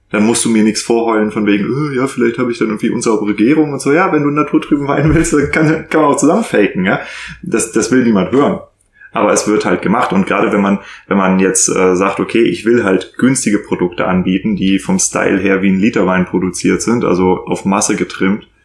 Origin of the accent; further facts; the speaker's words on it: Northern Germany, Germany; Winzer gelernt, aber als Norddeutscher.